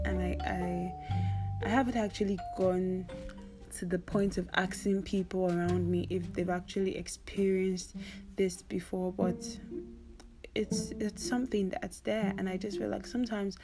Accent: Nigeria; I'm a Nigerian weirdo

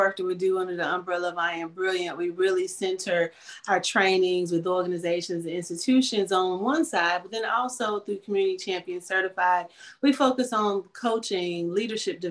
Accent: North Carolina, United States; here in North Carolina, my home state

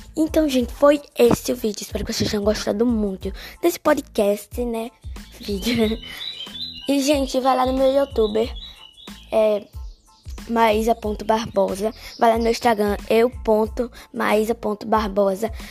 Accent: Guarabira, Paraíba, Brazil; Eu moro no sítio Maciel, zona rural de Guarabira. Moro na Paraíba, né? Sou paraibana

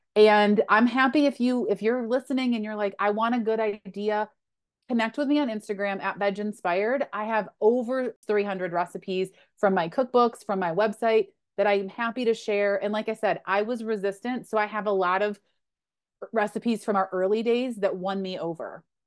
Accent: Western New York, United States; I grew up in Western New York

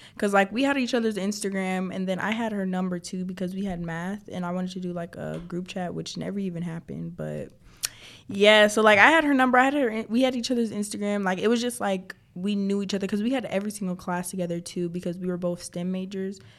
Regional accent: Clayton County, Georgia, United States; I was born in Clayton County, so you know the ghetto

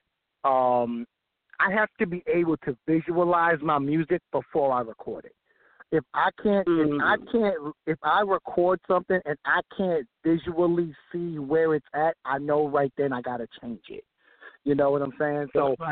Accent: Amityville, New York, United States; I'm from Amityville, Long Island, New York.

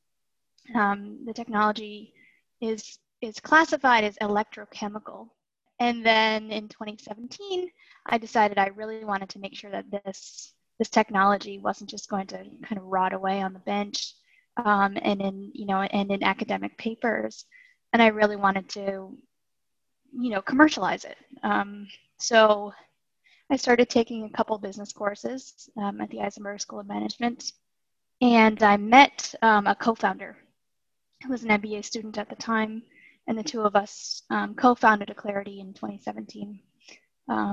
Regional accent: Massachusetts, United States; I was born and raised in Massachusetts

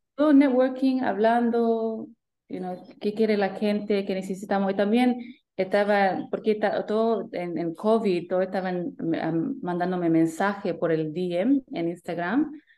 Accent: Sydney, New South Wales, Australia; accent: Australian; mis papás son chilenos, llegaron aquí en 85 con mis hermanos y yo nací aquí en Sydney con mi hermana

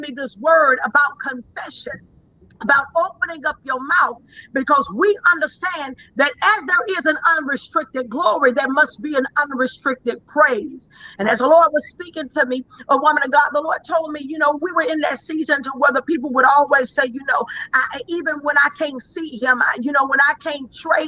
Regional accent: Dallas, Texas, United States; I am from Dallas, Texas. That's where I began.

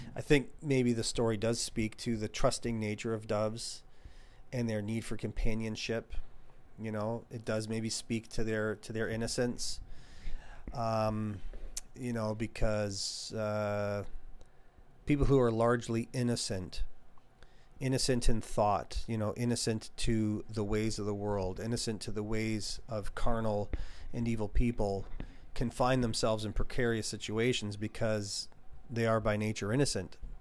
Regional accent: Canada; as a Canadian

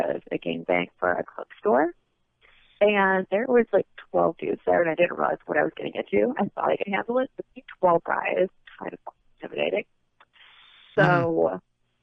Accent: Cleveland, Ohio, United States; moved away; also born or lived in New Jersey; Born and raised in Cleveland, Ohio.

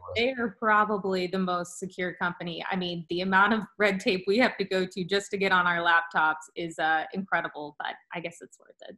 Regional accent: Bradenton, Florida, United States; moved away as an adult; also born or lived in Tallahassee, Florida; now in Winston-Salem, United States; We are from the Bradenton, Sarasota area of Florida originally.

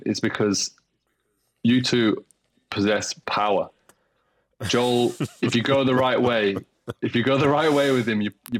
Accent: Shrewsbury, West Midlands, United Kingdom; I'm from Shrewsbury, mate.

